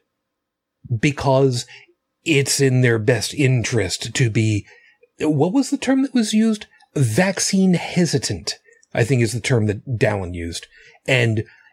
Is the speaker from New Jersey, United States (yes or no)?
no; New York City, New York, United States; my hometown